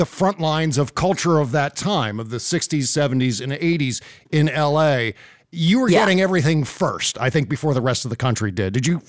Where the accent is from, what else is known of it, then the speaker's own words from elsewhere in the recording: East Coast, United States; I grew up on the East Coast with this very Catholic, very suburban world